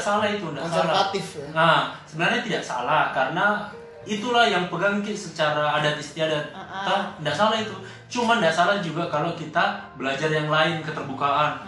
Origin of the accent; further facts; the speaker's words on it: Palopo, South Sulawesi, Indonesia; Saya saya mungkin dari Palopo lahir dan besar di Palopo sekolah juga di Palopo